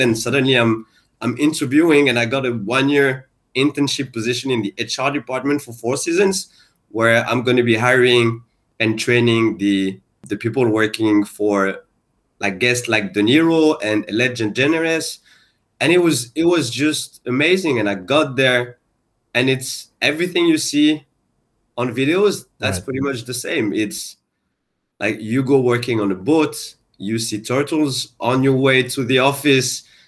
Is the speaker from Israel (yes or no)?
no; France; moved away as an adult; now in Singapore; I'm actually French and Moroccan. So I was born and I grew up in France